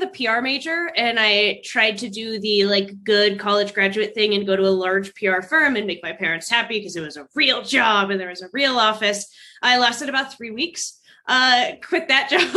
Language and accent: English; Texas, United States; moved away as an adult; also born or lived in Iowa / Dallas, Texas; now in Colorado Springs, United States; born and raised in Texas